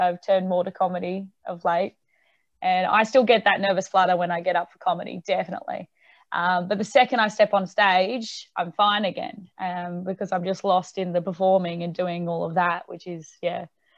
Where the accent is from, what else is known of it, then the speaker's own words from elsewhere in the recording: Tamworth, New South Wales, Australia; now in Newcastle, Australia; So I moved to Newcastle just so I had more opportunities to gig and then do original music and all that sort of stuff.